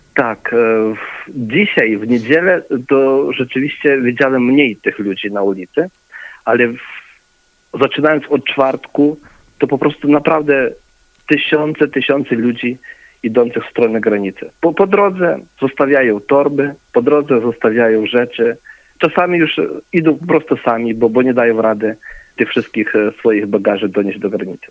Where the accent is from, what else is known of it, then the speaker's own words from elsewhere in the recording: Ukraine; ja jestem e, urodzony na Ukrainie, natomiast pochodzę z rodziny polskiej, mam też obywatelstwo polskie